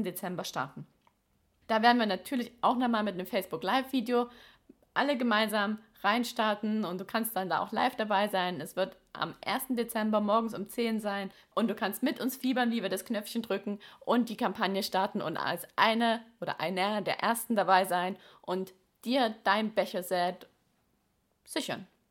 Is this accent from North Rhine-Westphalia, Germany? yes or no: no; Baden-Württemberg, Germany; in unserem Ländle